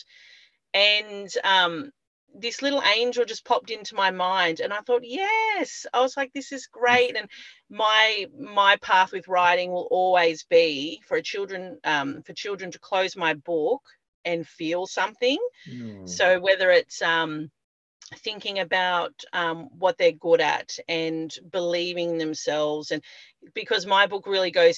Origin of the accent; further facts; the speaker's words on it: Byron Bay, New South Wales, Australia; I grew up in Byron Bay